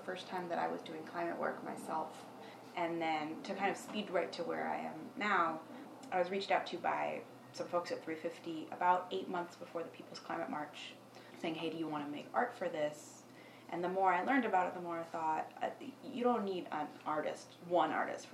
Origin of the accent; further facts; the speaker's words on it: New York City, New York, United States; I live in New York City, born and raised in New York City